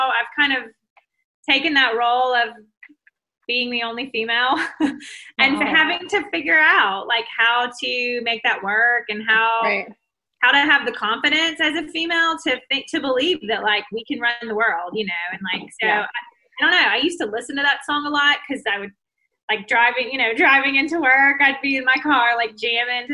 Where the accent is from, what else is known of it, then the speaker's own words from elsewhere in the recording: Mississippi, United States; I'm from Mississippi. So I lived in Mississippi my whole life